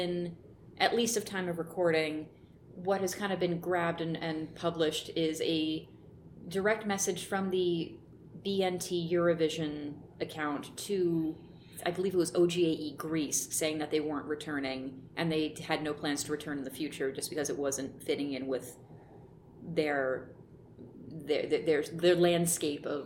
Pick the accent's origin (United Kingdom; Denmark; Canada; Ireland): United Kingdom; the Wirral, North West England; we're from the Wirral